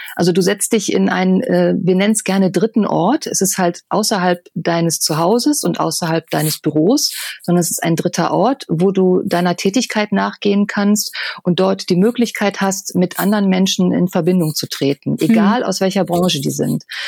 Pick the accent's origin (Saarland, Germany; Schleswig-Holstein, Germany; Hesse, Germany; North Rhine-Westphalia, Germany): North Rhine-Westphalia, Germany; Düsseldorf; ich bin halt gebürtige Düsseldorferin, also ich bin, bin Oberbilker Mädchen